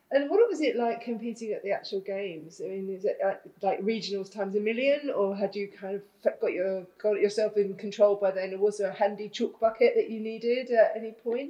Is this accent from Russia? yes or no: no; England, United Kingdom; moved away; I come from England